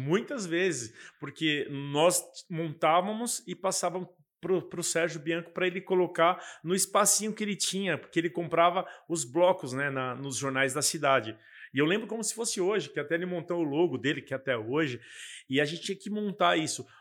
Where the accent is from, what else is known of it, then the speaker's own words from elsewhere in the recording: Guarulhos, São Paulo, Brazil; eu sou da cidade de Guarulhos